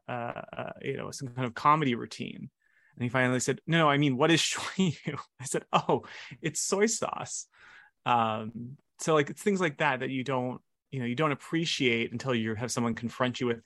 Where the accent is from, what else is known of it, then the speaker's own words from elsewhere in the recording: Hilo, Hawaii, United States; moved away as an adult; I was born in Hilo, Hawaii, and I was raised in Hawaii until I was 18.